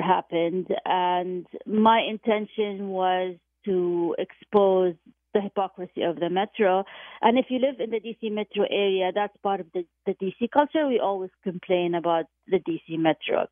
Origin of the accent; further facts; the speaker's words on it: Jordan; moved away; my hometown of, of Jordan